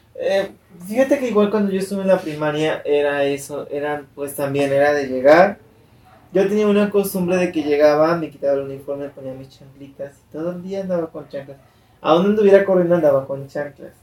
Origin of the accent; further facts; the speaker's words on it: Mexico; mis primos, todos como buena familia mexicana, casi todos vivíamos juntos